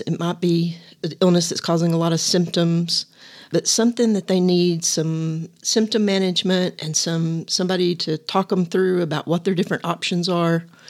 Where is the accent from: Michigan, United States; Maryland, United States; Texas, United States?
Texas, United States; Littlefield; also born or lived in Lubbock, Texas; my hometown of Littlefield